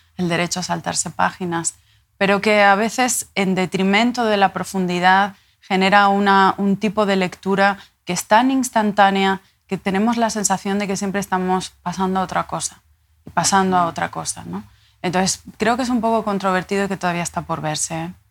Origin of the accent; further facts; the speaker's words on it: La Palma, Canary Islands, Spain; also born or lived in Tenerife; Yo nací en Tenerife y me crié en La Palma.